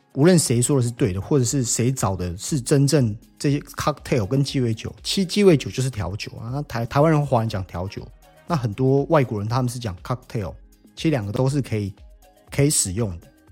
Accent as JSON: {"language": "Chinese", "country": "Taiwan", "said": "我们台湾人"}